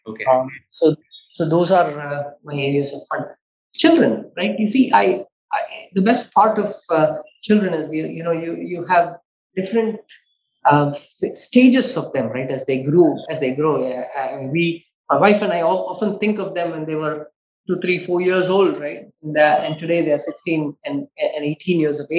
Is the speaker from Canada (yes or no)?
no; India; as an Indian